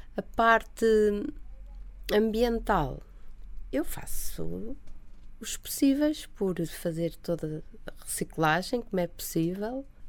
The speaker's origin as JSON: {"language": "Portuguese", "region": "Lisbon", "country": "Portugal", "tie": "born or raised there", "said": "o prédio onde eu nasci"}